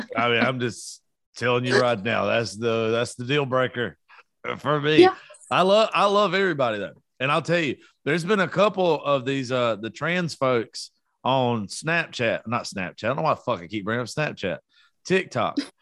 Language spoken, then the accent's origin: English; South Georgia, United States; I am from South Georgia.